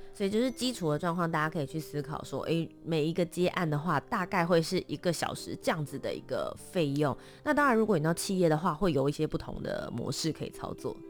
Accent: Taipei, Taiwan; also born or lived in Kaohsiung; 我虽然是台北长大的，但我在，我其实是高雄人这样子对，也是嗯。都市长大嘛

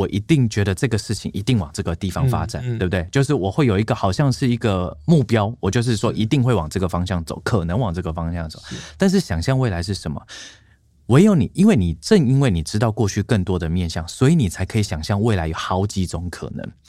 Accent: Tainan, Taiwan; moved away; 我的家乡台南

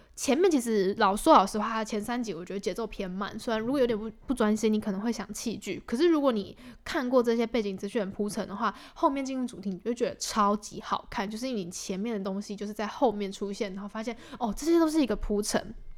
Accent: Taipei, Taiwan; 因为我是台北人嘛，然后我就住家里，所以就跟家人住

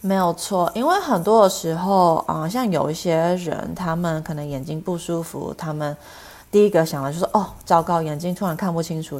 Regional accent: Los Angeles, California, United States; moved away as an adult; also born or lived in Chicago; now in Arizona, United States; 我其实本身是加州人，我其实从小是在洛杉矶，啊，出生长大的

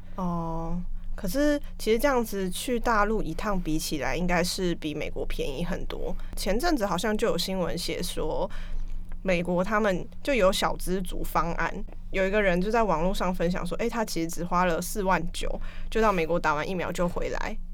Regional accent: Taiwan; 我们台湾

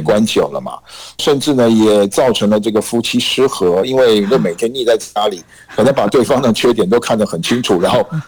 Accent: Taiwan; 我们台湾人讲的

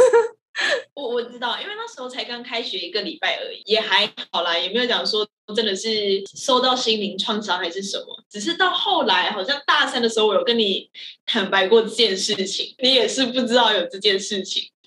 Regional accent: Malaysia; now in Taiwan; 我是马来西亚人

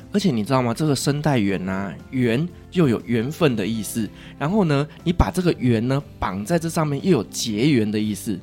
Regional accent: Taiwan; 是我们台湾人呢就千万不要错过的

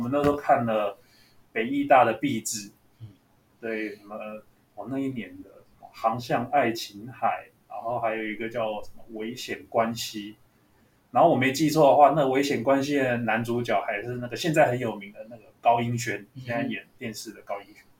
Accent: Taipei, Taiwan; 我住天母哦，对天母哦，对，我家住天母，然天母后从小就是在这个生活圈长大，然后，呃，大学又读文化戏剧系哦，所以就是永远没有离开那个士林的生活圈

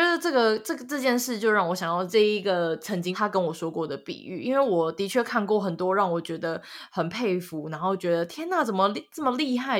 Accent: central and southern Taiwan, Taiwan; 我本身是中南部人

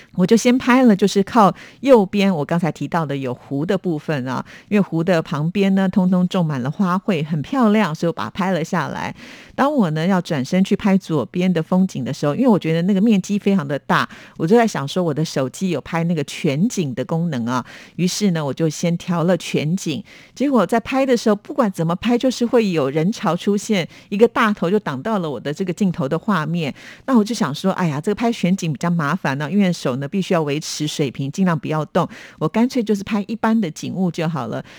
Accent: Taiwan; 我小时候住在眷村

